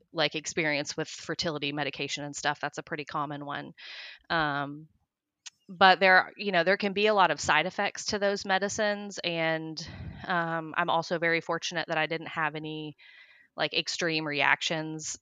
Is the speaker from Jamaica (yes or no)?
no; Johnson City, Tennessee, United States; also born or lived in Oklahoma; We actually moved to Tennessee from Oklahoma when I was, like, in grade school